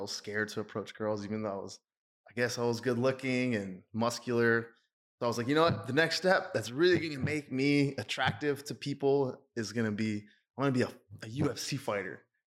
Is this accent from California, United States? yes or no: no; Austin, Texas, United States; I was born and raised in Austin, Texas